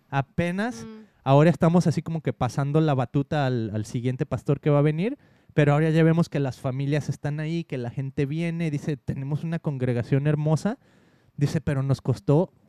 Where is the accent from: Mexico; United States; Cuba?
Mexico; hace muchísimo uno de los pastores con los que crecí en México dice